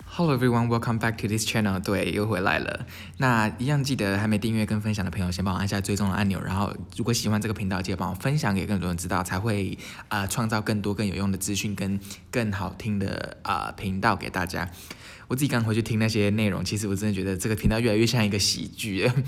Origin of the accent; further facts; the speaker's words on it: Taiwan; 我们台湾人